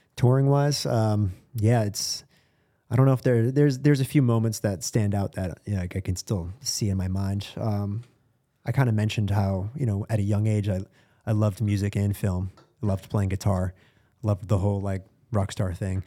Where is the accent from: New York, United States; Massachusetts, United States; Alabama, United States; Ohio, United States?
Massachusetts, United States; Boston; I'm from Boston